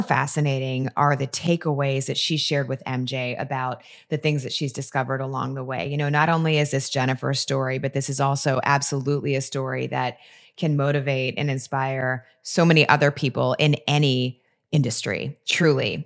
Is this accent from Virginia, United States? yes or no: yes; Virginia, United States; as a girl growing up in Virginia